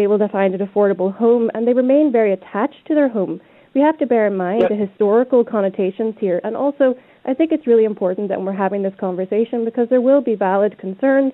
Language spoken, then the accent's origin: English; Northern Ireland, United Kingdom; those of us up here in Northern Ireland.